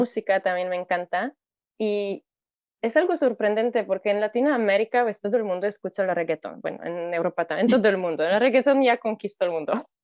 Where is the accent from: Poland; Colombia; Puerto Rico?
Poland; Warsaw, Masovian Voivodeship; Spanish is a second language; moved away as an adult; now in Mexico; Soy de Polonia, nací en Varsovia